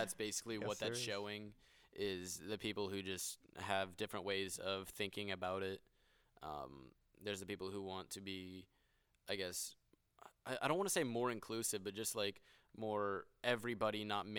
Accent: Florida, United States

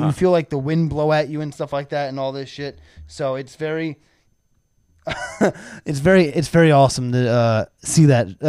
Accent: New Jersey, United States; No, I'm not from Florida. I'm from Jersey.

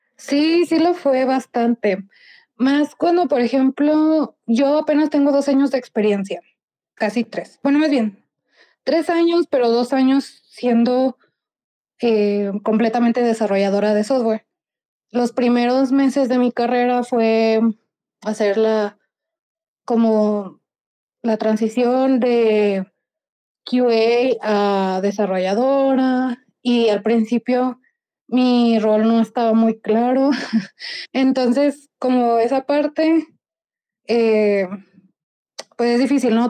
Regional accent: Mexico; soy mexicana

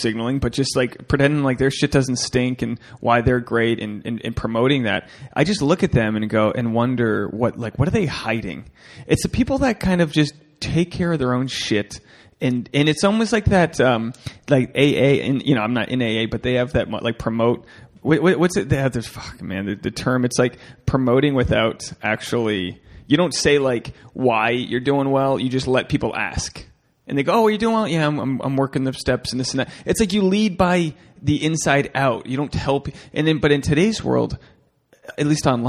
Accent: Newport, Rhode Island, United States; in Newport, my hometown

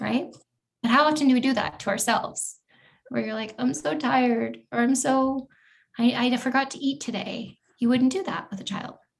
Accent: Eugene, Oregon, United States; moved away as an adult; I went to college actually in the town where I grew up in Eugene, Oregon.

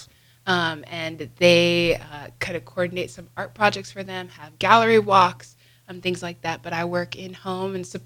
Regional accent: Lincoln, Nebraska, United States; am from Lincoln, born and raised, been here my whole life

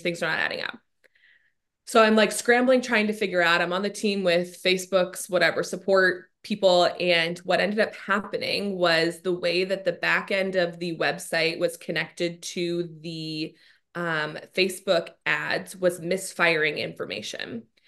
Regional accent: Scottsdale, Arizona, United States; moved away as an adult; also born or lived in Washington, D.C.; I grew up in Scottsdale. I've spent my, eh, literally entire life up until we moved to D C here.

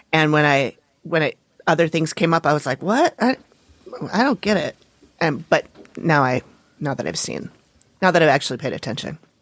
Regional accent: Minneapolis, Minnesota, United States; I was born and raised in the Minneapolis area and still live here.

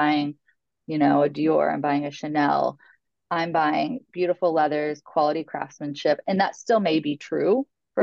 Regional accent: Logansport, Indiana, United States; now in New York, United States; my hometown of Logansport, Indiana

